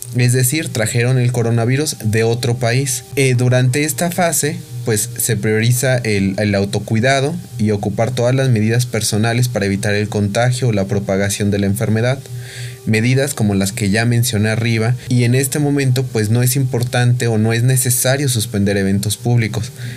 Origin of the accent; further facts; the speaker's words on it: Mexico; somos mexicanos